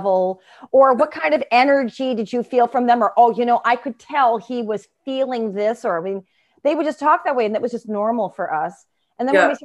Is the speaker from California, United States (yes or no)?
no; Ishpeming, Michigan, United States; I was born in Ishpeming, Michigan, in the UP.